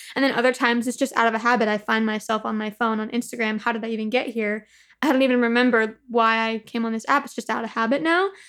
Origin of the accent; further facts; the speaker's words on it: Upland, California, United States; I grew up in the Inland Empire, so like Upland, California